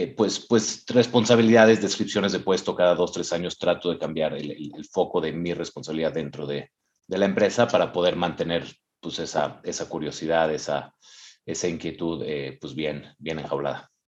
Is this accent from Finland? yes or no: no; Mexico; moved away; soy mexicano, he vivido en, tres países, incluyendo México